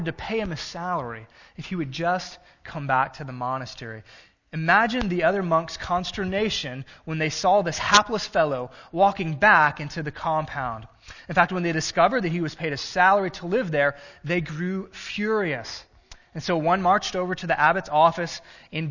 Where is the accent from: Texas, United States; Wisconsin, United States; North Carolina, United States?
Texas, United States; Gulf Coast, South; moved away; I grew up in South Texas on the Gulf Coast